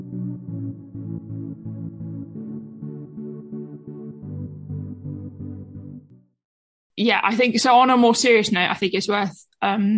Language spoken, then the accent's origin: English; London, United Kingdom; I'm a Londoner